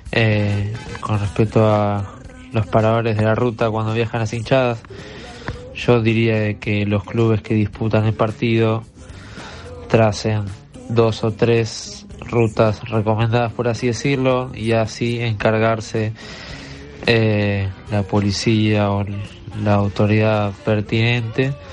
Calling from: Buenos Aires, Argentina; Hola, ¿qué tal? Buenas noches. … de Barracas de Vuelta.

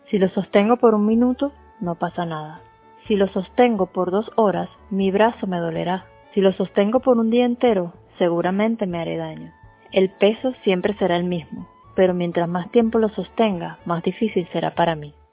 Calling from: Puerto La Cruz, Anzoátegui, Venezuela; Desde Puerto La Cruz, Venezuela … expandiendo el reino.

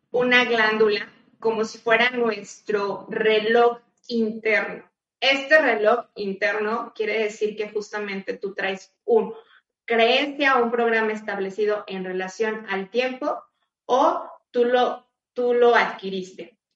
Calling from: Argentina; Buenas tardes … de Argentina

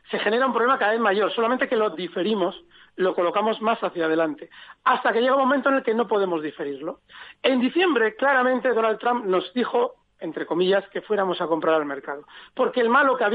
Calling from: Alcobendas, Community of Madrid, Spain; Buenos días … de Alcobendas.

